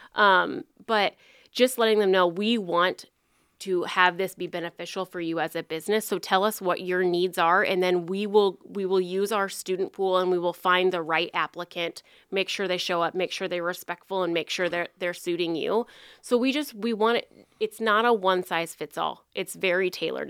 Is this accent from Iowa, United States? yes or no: yes; Farragut, Iowa, United States; moved away as an adult; now in Council Bluffs, United States; I'm originally from Farragut, Iowa, and then came to Council Bluffs to go to Iowa Western